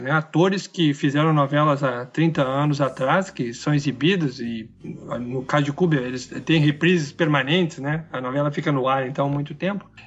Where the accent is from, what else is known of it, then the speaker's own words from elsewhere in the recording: Brazil; Até porque somos brasileiros e jamais poderíamos ter essa experiência, né?